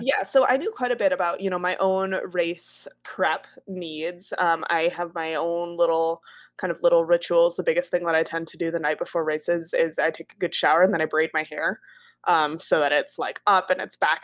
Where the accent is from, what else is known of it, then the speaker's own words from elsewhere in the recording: Wisconsin, United States; also born or lived in Colorado; I was born in Colorado and then raised in Wisconsin